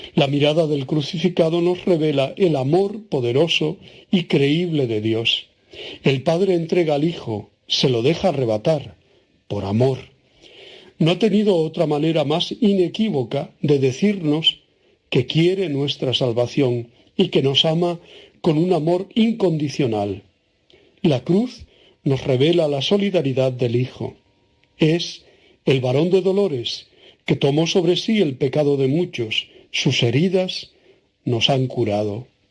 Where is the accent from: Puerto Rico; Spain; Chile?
Spain; Tenerife, Canary Islands; en mi tierra, que se llama la capital Santa Cruz de Tenerife